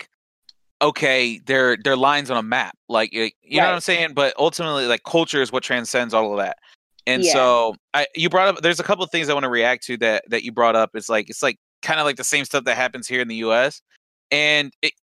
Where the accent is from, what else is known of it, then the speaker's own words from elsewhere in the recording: Cleveland, Midwest, United States; I'm from the Midwest, right? You can probably tell from my accent. and up here in Cleveland